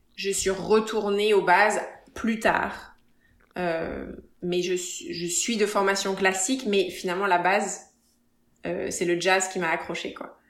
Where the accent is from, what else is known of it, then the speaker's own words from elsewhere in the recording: Paris, Île-de-France, France; moved away as an adult; also born or lived in Évry / Nice / Cannes / Las Vegas; now in Los Angeles, United States; Je suis née plus exactement à Évry et j'ai vécu à Paris jusqu'à 12, 12, 13 ans. Et à partir de 12, 13 ans, j'ai déménagé